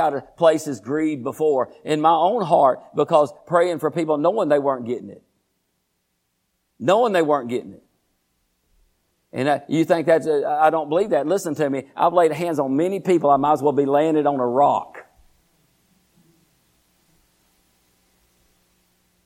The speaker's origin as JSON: {"language": "English", "town": "Groesbeck", "region": "Texas", "country": "United States", "tie": "born or raised there", "said": "I was born and raised in Groesbeck, Texas"}